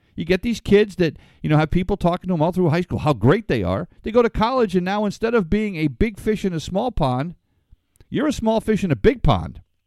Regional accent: Ledyard, Connecticut, United States; I grew up in Ledger, Connecticut, where Foxwoods is now

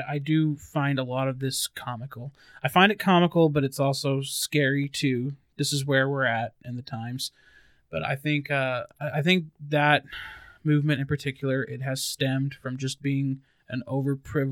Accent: Albuquerque, New Mexico, United States; the GameStop in my hometown of Albuquerque, New Mexico

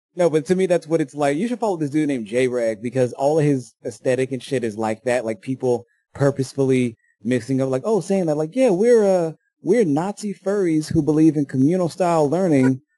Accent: United States; as a Yankee, as an American, as a, as a citizen of the United States

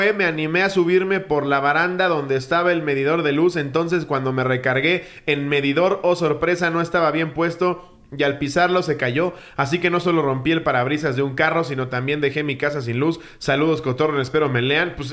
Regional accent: Taxco, Guerrero, Mexico; lugar de donde soy, Taxco, solíamos salir a jugar a la calle.

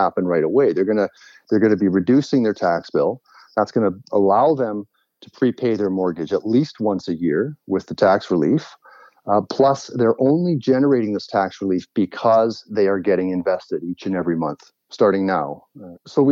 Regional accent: Vancouver, British Columbia, Canada; also born or lived in Halifax / China; now in Victoria, Canada; Born in Halifax, raised in Vancouver, went to UVic

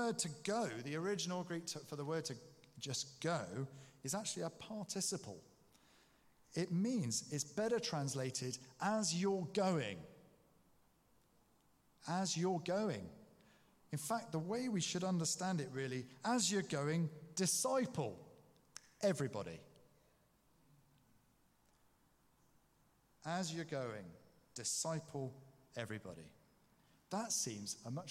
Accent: England, United Kingdom; we are … from England

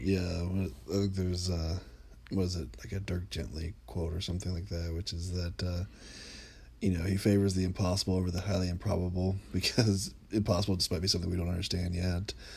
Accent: United States; I'm an American American living in the United States

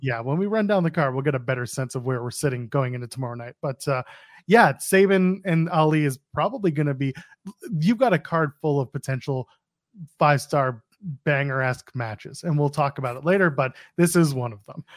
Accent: Canada; we're Canadian

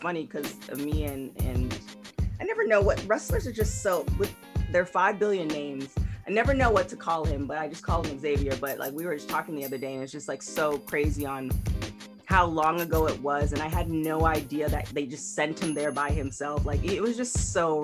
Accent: Canada; I'm from Canada

